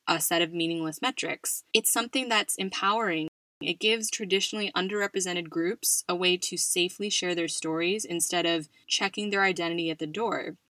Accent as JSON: {"language": "English", "country": "United States", "moved": "yes", "lives_now": "Spain", "said": "my home country of the US"}